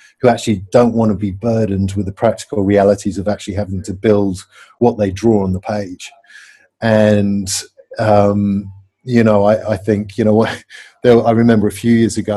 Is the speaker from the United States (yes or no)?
no; England, United Kingdom; I'm English